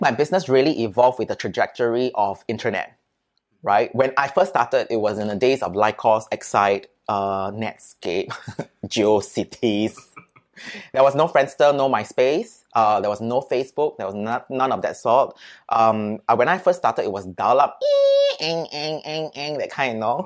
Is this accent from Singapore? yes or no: yes; Singapore; I'm from Singapore